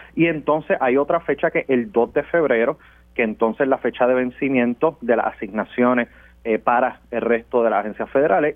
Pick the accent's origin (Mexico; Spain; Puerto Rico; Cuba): Puerto Rico; nosotros aquí en Puerto Rico